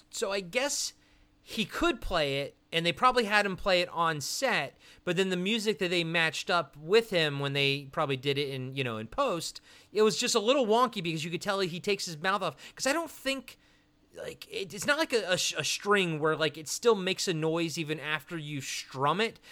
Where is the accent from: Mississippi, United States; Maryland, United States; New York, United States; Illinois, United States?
Maryland, United States; I'm from Maryland